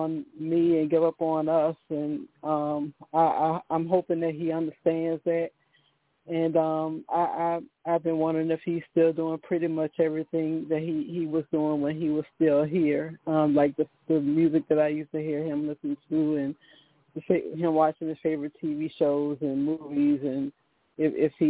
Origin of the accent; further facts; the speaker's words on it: Virginia, United States; I'm from Virginia